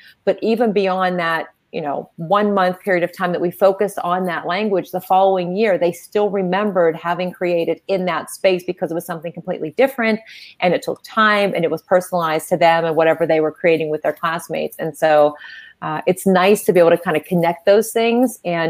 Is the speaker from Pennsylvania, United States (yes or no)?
yes; Pittsburgh, Pennsylvania, United States; And I'll say, I'm from Pittsburgh.